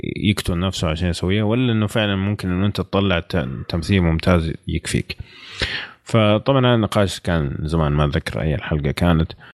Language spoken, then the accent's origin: Arabic; Saudi Arabia; عندنا في السعوديه